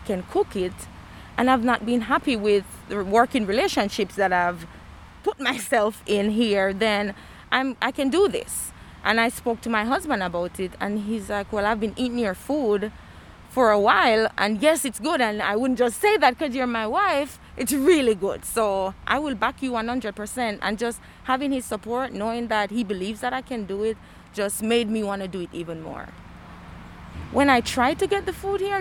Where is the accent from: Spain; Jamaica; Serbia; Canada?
Jamaica; now in Bloomington, United States; As a Jamaican being in Indiana